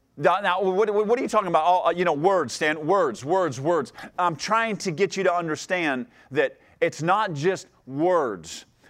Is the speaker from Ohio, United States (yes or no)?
yes; Ohio, United States; moved away; I grew up in Ohio, and, and my mom and dad are still there